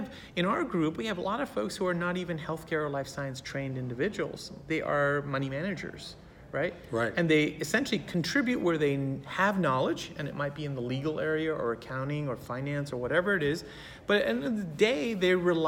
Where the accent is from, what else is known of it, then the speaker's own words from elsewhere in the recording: San Francisco, California, United States; also born or lived in Berkeley, California; I was born in Berkeley, raised in San Francisco, and I love my home environment.